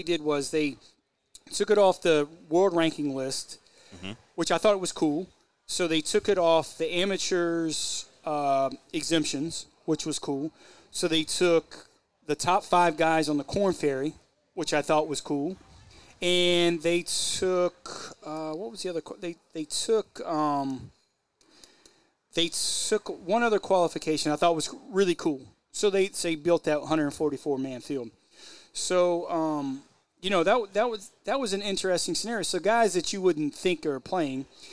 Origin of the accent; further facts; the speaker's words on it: Columbus, Ohio, United States; growing up in Columbus, Ohio